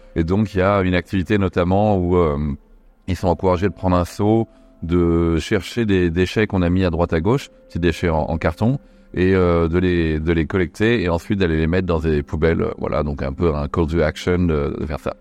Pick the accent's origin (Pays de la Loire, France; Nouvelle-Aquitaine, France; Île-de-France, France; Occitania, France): Pays de la Loire, France; Nantes; J'ai grandi à Nantes